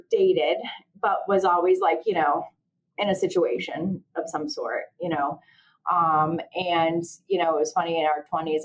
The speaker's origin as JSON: {"language": "English", "region": "Connecticut", "country": "United States", "said": "I'm 40 years old. I'm from Connecticut"}